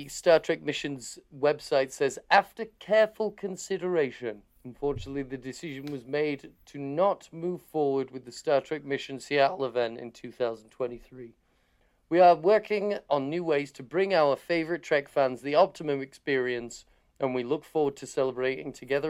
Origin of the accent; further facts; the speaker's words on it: Harrogate, Yorkshire and the Humber, United Kingdom; now in Leeds, United Kingdom; It was in my hometown of Harrogate. It used to be here in Leeds, where I live now.